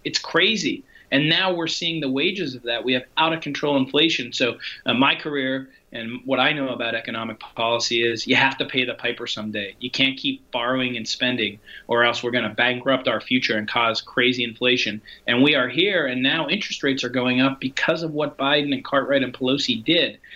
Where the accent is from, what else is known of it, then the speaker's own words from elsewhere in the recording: Hazleton, Pennsylvania, United States; My hometown of Hazleton